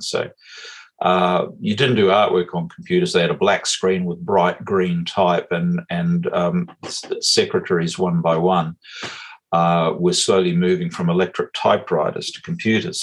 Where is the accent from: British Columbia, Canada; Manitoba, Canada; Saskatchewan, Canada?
British Columbia, Canada; west coast of Canada; now in Muriwai Beach, New Zealand; on the west coast of Canada, where I grew up